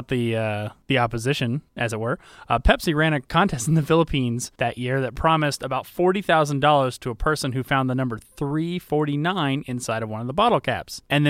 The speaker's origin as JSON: {"language": "English", "region": "Georgia", "country": "United States", "said": "Yeah, but we're from Georgia, and Coke started in Atlanta, so..."}